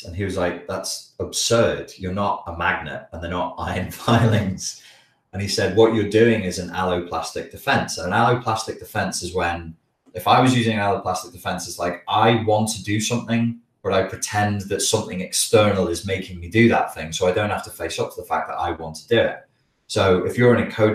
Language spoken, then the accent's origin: English; the Wirral, North West England, United Kingdom; accent: Scouse; I'm from the Wirral, so we have an accent that is very influenced by the Liverpool accent. It's called Scouse